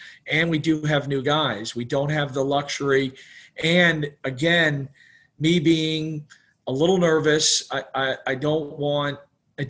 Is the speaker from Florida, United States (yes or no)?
yes; Florida, United States; also born or lived in New York; we moved to Florida from New York right as Disney kind of got going